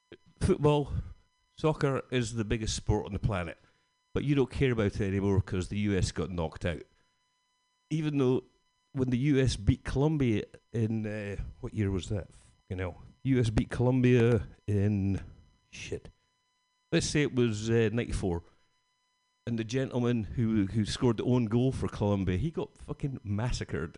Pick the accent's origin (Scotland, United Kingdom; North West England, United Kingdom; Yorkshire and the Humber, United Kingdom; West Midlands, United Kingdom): Scotland, United Kingdom; being Scottish